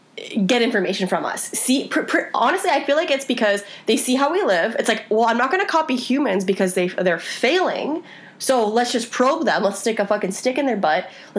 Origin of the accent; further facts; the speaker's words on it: East Coast, Canada; now in Toronto, Canada; we're from the East Coast